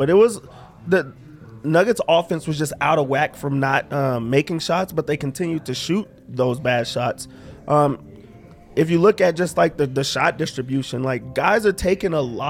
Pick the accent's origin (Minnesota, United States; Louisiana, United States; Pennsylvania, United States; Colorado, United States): Colorado, United States; I'm from Colorado.